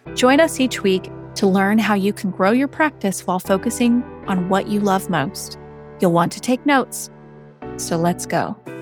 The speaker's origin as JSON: {"language": "English", "town": "Seattle", "region": "Washington", "country": "United States", "tie": "born or raised there", "said": "It's where I grew up. I grew up in the Seattle area"}